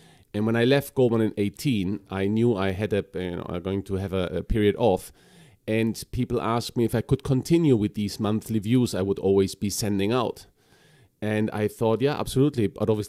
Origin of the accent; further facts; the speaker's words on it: Chile; moved away as an adult; also born or lived in Bolivia; So we are, as a family, we're Germans, but from South America. So I grew up in Chile and Bolivia.